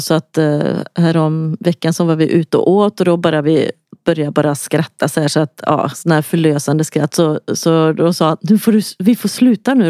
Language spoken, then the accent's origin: Swedish; Lidköping, Västra Götaland, Sweden; accent: Västgötska; jag kommer från Lidköping, så att, eh, det hörs antagligen att jag har någon sorts dialekt